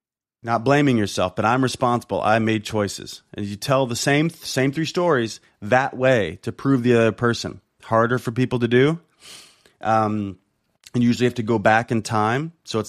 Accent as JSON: {"language": "English", "town": "Compton", "region": "California", "country": "United States", "said": "not the fact that I'm black, not the fact that I'm from Compton, not the fact that I didn't have a dad"}